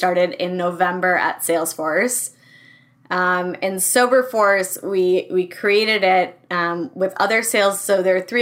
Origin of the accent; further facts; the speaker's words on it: Minneapolis, Minnesota, United States; also born or lived in Madison, Wisconsin; I grew up in the Twin Cities.